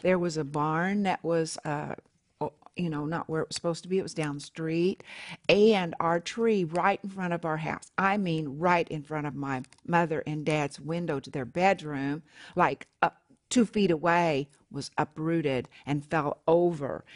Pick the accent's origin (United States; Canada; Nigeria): United States; Oklahoma